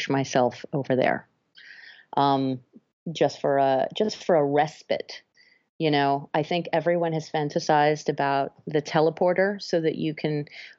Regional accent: France; moved away as an adult; now in New York, United States; I was born in France and my dad is from France. My mother is from Toronto. So I have the French side, the Canadian side, and now I'm married to an American. I spent most of my formative years growing up in France, went to high school there

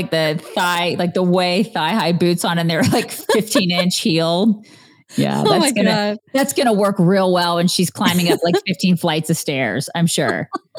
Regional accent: Texas, United States; I can assure you, I am from Texas.

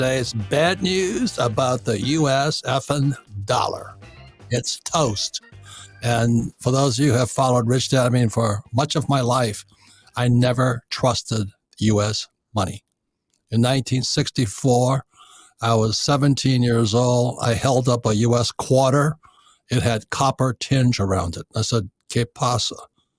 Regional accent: Hilo, Hawaii, United States; I grew up in Hilo, Hawaii.

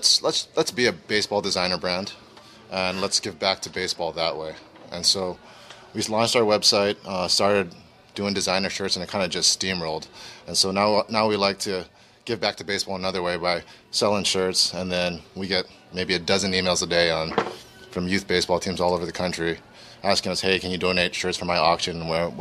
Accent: Honolulu, Hawaii, United States; moved away; I am originally from Honolulu, Hawaii, so I didn't really grow up with the team.

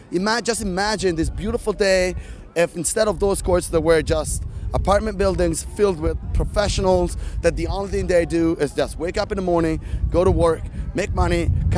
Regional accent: Italy; now in United States; I'm from Italy, actually, so I'm not from the States, as you can hear from my accent.

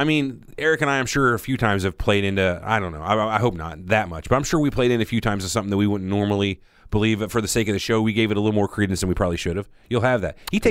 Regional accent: Dallas, Texas, United States; I grew up in Dallas, Texas, drinking sodium fluoridated water.

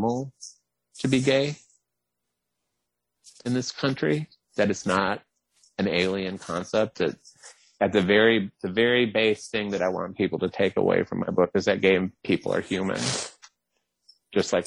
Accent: the South, United States; I'm from the South

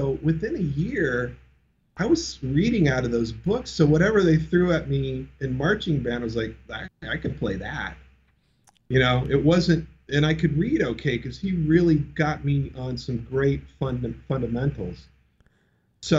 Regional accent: Orange County, Southern California, United States; I grew up in Orange County for the most part, the OC

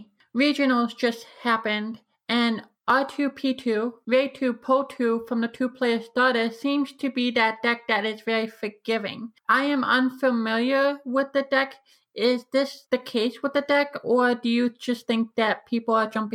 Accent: Minnesota, United States; I'm more of a Qui-Gon Kanan player because, let's face it, I'm a Minnesotan and that's kind of a thing.

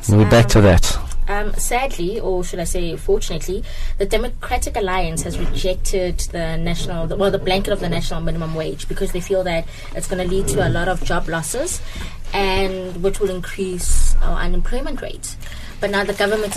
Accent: South Africa; we actually haven't considered as the South African citizens

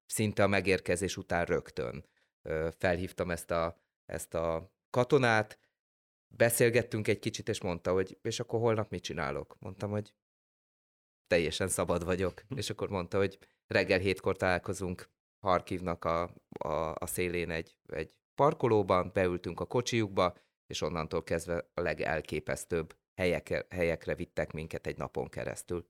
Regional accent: Hungary

